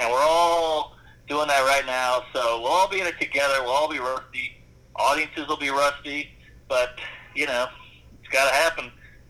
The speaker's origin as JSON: {"language": "English", "town": "New Orleans", "region": "Louisiana", "country": "United States", "tie": "born or raised there", "said": "And so it's better now, but when I was a kid, it was fucking dicey. And plus, I grew up"}